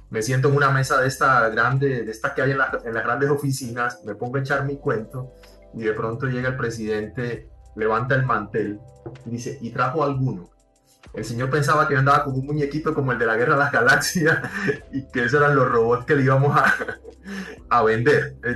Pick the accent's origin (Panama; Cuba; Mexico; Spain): Cuba; yo fui nacido y criado en Cuba y eh, hice una carrera en ingeniería industrial